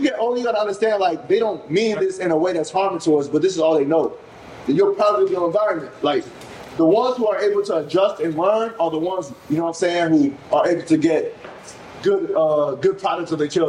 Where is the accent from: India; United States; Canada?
United States; No, so I was born here. Oh, but we have, like, we're Igbo. So our community, they brought the traditions that we learned in Nigeria here.